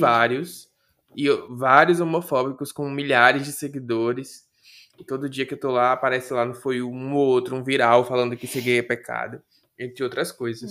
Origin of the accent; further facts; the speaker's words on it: Salvador, Bahia, Brazil; eu nasci em Salvador, Bahia, e Salvador ainda é no Nordeste